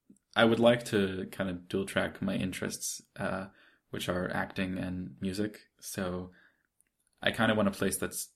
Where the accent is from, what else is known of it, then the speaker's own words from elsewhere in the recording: United States; I obviously America is because I'm American, I have citizenship, and I have family there, I have friends there.